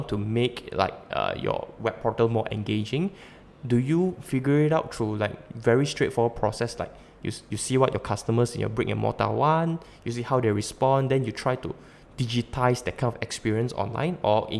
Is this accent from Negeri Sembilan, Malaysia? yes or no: no; Sabah, Malaysia; also born or lived in Malacca / Labuan; I come from Malacca and I'm Sabahan, and earlier on I spent 10 years in Labuan.